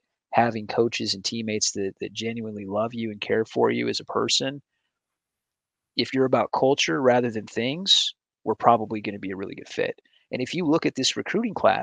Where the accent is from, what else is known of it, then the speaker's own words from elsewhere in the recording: Michigan, United States; now in Painesville, United States; I grew up in Michigan on the other side of the lake, and the beaches there are way different.